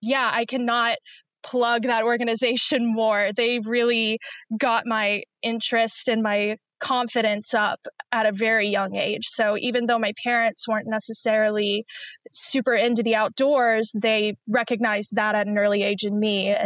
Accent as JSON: {"language": "English", "town": "Asheville", "region": "North Carolina", "country": "United States", "tie": "born or raised there", "also_born_or_lived": "Pennsylvania / Virginia", "moved": "as an adult", "lives_now": "Texas, United States", "said": "I'm 23, and I was born and raised in Asheville, North Carolina"}